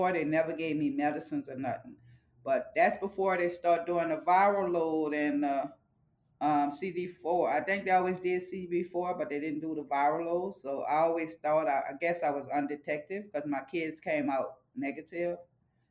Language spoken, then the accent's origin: English; New Orleans, Louisiana, United States; moved away as an adult; now in Las Vegas, United States; I got diagnosed in New Orleans. That's my home state.